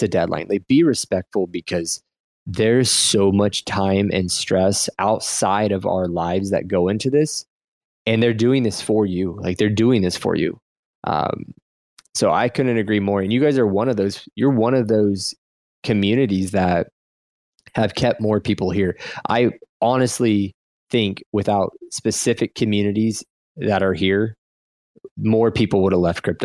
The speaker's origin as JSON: {"language": "English", "region": "Midwest", "country": "United States", "said": "I'm from the Midwest"}